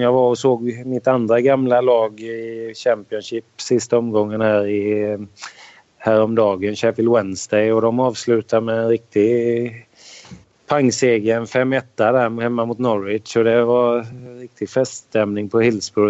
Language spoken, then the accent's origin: Swedish; Sweden; moved away as an adult; som svensk